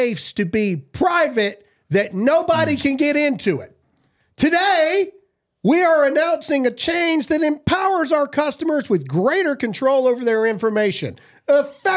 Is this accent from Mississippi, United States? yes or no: yes; Mississippi, United States; I'm a redneck from Mississippi.